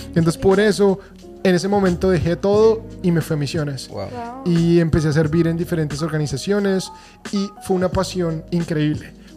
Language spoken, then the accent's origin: Spanish; Bogotá, Colombia; moved away; 100% eh, colombiano, rolo